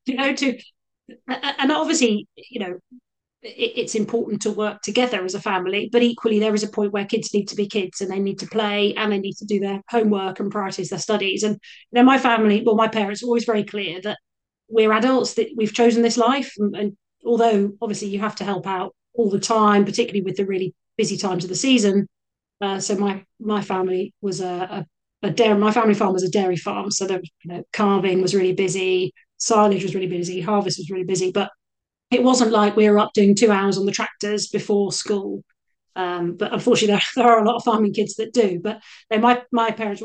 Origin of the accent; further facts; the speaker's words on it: Cornwall, South West England, United Kingdom; I grew up in Cornwall, so it was an upbringing very much based on the outside, the seaside